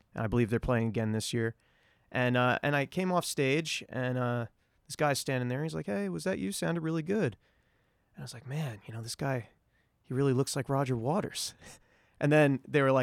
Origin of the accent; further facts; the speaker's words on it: New York City, New York, United States; as a New Yorker